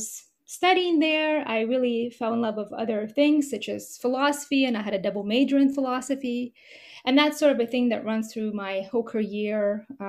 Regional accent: Moscow, Russia; also born or lived in Nashville, Tennessee / New York; now in Mississippi, United States; My mother is a composer and a pianist, and we are both from Moscow, Russia

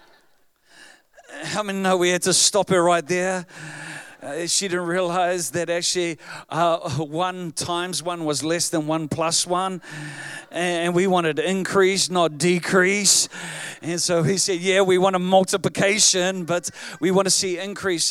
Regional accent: New Zealand; I am from New Zealand

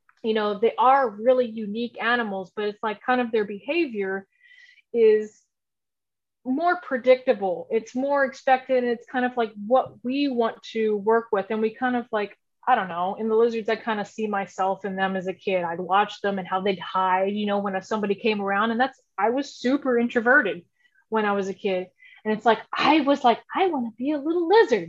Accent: Houston, Texas, United States; I grew up in Houston, Texas. I haven't gone far. So I grew up here

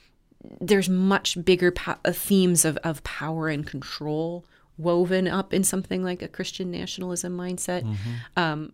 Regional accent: United States; My life as an American

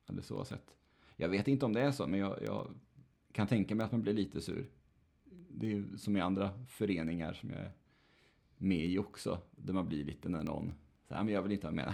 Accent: Nätra, Västernorrland County, Sweden; moved away; en präst i Nätra, där jag växte upp

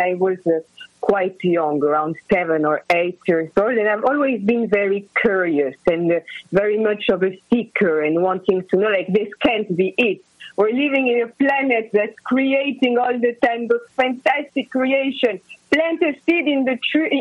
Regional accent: Casablanca, Casablanca-Settat, Morocco; now in Los Angeles, United States; I am based in Los Angeles. Initially, I am born and raised in Morocco, in Casablanca, and I am half French, half Greek.

